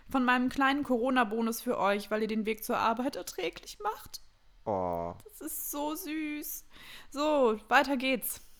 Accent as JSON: {"language": "German", "town": "Grevenbroich", "region": "North Rhine-Westphalia", "country": "Germany", "said": "ich komme aus"}